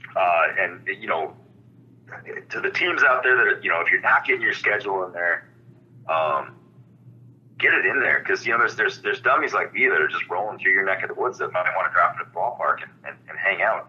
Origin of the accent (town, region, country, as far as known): Holland, Michigan, United States; born or raised there; moved away as an adult; also born or lived in Cedar Falls, Iowa / Buhl, Minnesota; now in Minnesota, United States